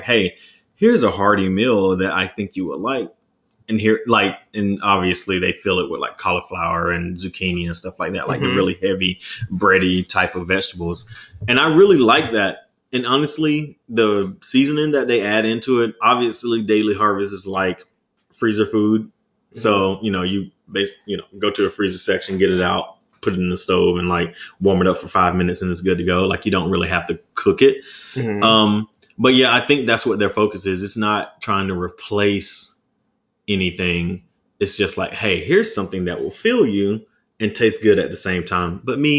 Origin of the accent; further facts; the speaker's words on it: the South, United States; And I'm from the South, though, too.